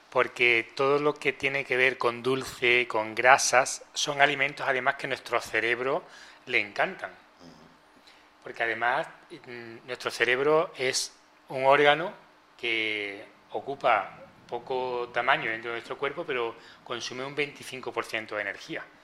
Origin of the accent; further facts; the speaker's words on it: Seville, Andalusia, Spain; Y como buen sevillano que haces amigos